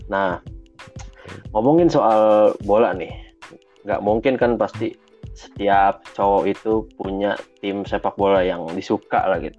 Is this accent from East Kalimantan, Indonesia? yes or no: no; Jakarta, Indonesia; born there; Gue lahir di Jakarta uh, dan gue emang suka dari zaman awalnya